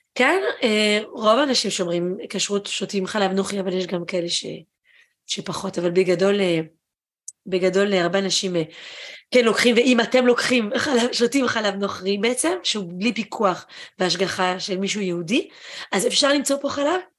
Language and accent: Hebrew; France; also born or lived in Israel; now in Japan; גדלתי בצרפת, כשהייתי קטנה